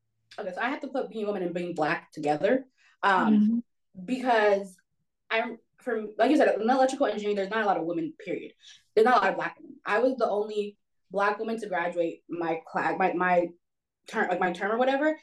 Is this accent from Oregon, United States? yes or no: no; South Florida, United States; moved away as an adult; also born or lived in Tampa; I'm from South Florida